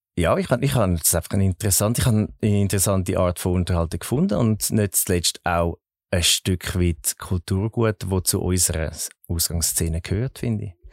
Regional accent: Zurich, Switzerland; ich bin in Zürich geboren und aufgewachsen

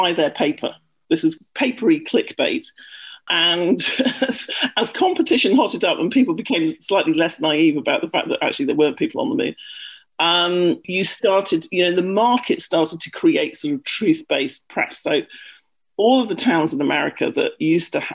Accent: United Kingdom; accent: British; moved away as an adult; also born or lived in London; now in United States; I'm British, which you may have guessed by my accent.

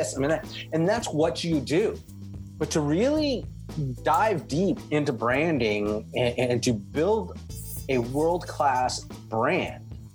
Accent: Oakland, California, United States; I'm from Oakland, California, which is right next to the Pixar studios

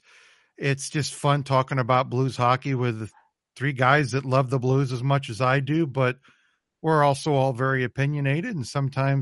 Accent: St. Louis area, Missouri, United States; born or raised there; also born or lived in Indio, California

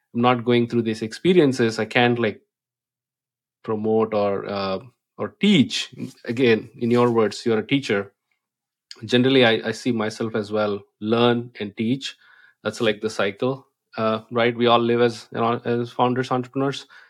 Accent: India; English is a second language; moved away; I come from India

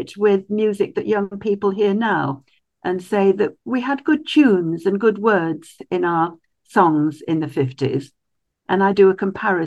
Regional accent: Stockport, North West England, United Kingdom; also born or lived in Peterborough / Llandovery, Wales; I was born in Peterborough until I was about three. And then we moved to a little town in Wales, Llandovery, and we were there from when I was about four till I was 10. And then we moved to Stockport near Manchester.

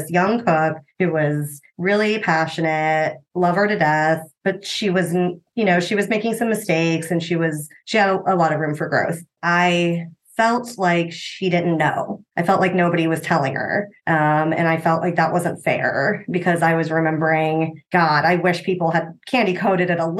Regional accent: Cincinnati, Ohio, United States; also born or lived in Austin, Texas; now in Columbus, United States; I'm technically from Cincinnati, but Columbus is home.

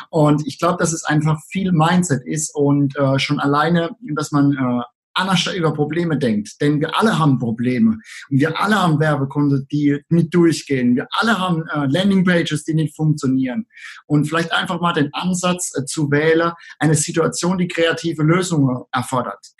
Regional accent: Rhineland-Palatinate, Germany; accent: Palatinate; komme aus der schönen Südpfalz und wie es die meisten Leute wahrscheinlich jetzt schon hören, ich bin Pfälzer und das ist auch gut so.

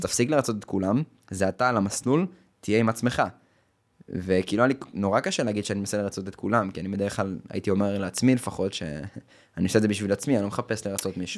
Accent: the Krayot, Haifa District, Israel; אני מהקריות

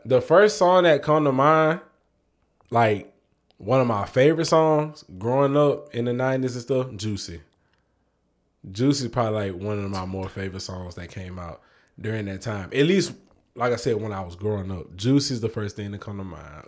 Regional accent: New York, United States; I was born in New York, and, like, we had the greatest fucking radio station in the States, Hot ninety-seven

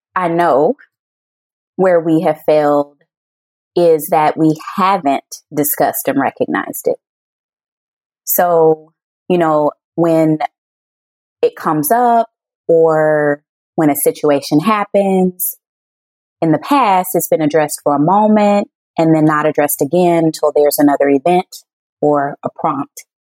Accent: the South, United States; now in Chicago, United States; I'm born and raised in the South

